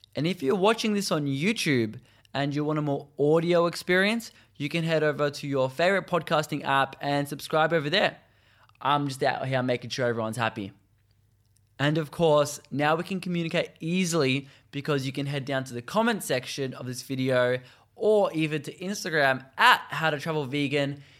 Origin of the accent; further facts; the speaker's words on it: Australia; Such an amazing part of my home country